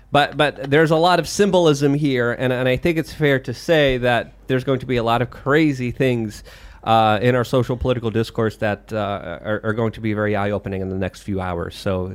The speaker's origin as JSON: {"language": "English", "town": "New York City", "region": "New York", "country": "United States", "tie": "born or raised there", "said": "Because I grew up in New York City in the 90s."}